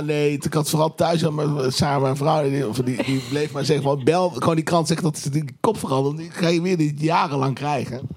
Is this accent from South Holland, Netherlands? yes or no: no; Tilburg, North Brabant, Netherlands; ik kom uit Tilburg